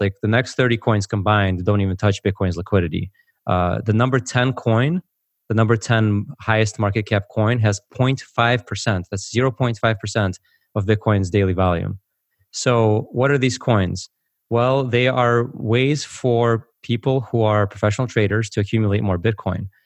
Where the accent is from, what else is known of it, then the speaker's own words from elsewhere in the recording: United States; also born or lived in former Soviet Union; I grew up in America, but I actually came from the former Soviet Union. So, uh, I came over in nineteen eighty-nine